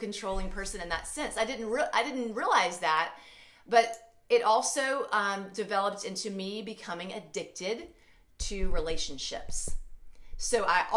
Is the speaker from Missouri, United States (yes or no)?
no; Alabama, United States; moved away as an adult; also born or lived in St. Louis area; now in St. Louis, United States; I'm originally from Alabama, but I live in the St. Louis area